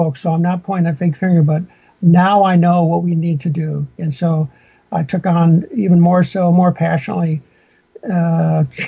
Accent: Minnesota, United States; moved away; also born or lived in Fort Lewis, Washington; I grew up in Minnesota

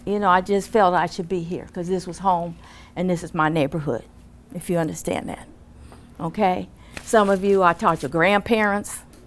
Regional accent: Oakland, California, United States; graduated from McClymonds. 50-some years ago, 1966. I grew up in West Oakland on 9th Street between Cypress and Center. And I went to Prescott.

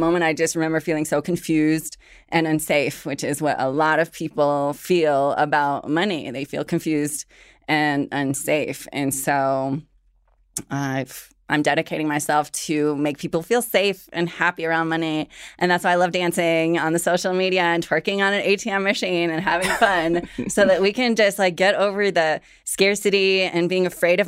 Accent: Washington, United States; also born or lived in Morelia, Mexico; I grew up as an undocumented immigrant. I was born in Morelia, Michoacán, was raised in rural Washington State, and just witnessed a lot of tension at home.

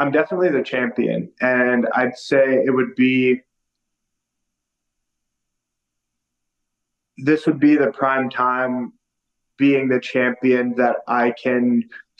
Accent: Las Vegas, Nevada, United States; I'm from Las Vegas

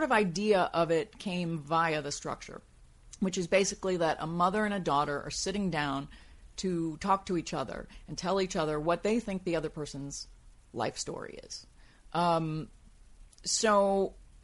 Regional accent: New York City, New York, United States; growing up in New York City was a factor in my formation

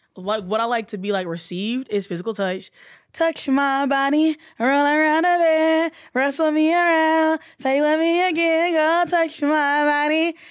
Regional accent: Alabama, United States

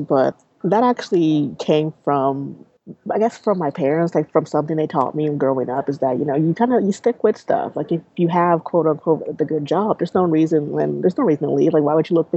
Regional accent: Kansas, United States; moved away as an adult; also born or lived in Syracuse; now in Dallas, United States; I'm originally from Kansas

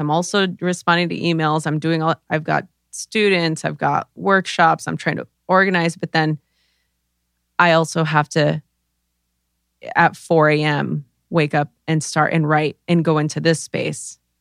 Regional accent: Los Angeles, California, United States; I grew up in East L A during the L A riots

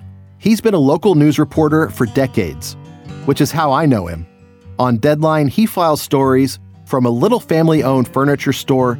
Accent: East Texas, United States; born or raised there

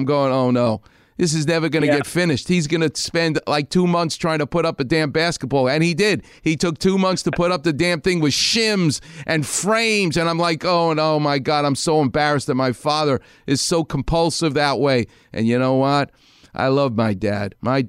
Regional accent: New York, United States; I'm from New York. We know how to hate things.

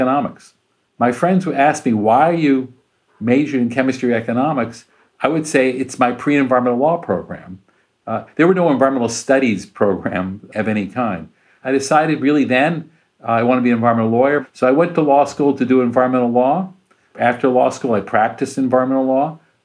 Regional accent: Urbana, Illinois, United States; moved away; my hometown school, University of Illinois, Urbana, Illinois, where I grew up

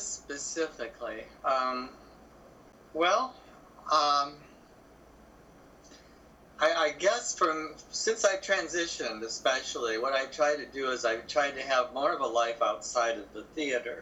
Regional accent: southern Michigan, United States; now in Chicago, United States; it's no worse than what we had in southern Michigan.

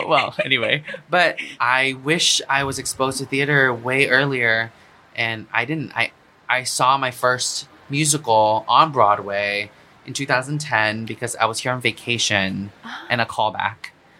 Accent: Singapore; moved away; when I was growing up in Singapore, I had no exposure to theater.

